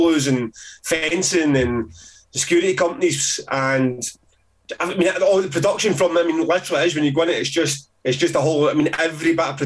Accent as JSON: {"language": "English", "town": "Glasgow", "region": "Scotland", "country": "United Kingdom", "said": "I'm a Glaswegian"}